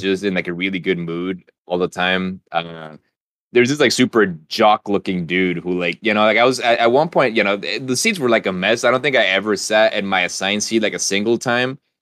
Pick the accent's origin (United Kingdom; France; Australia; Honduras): Honduras; moved away; I was from Honduras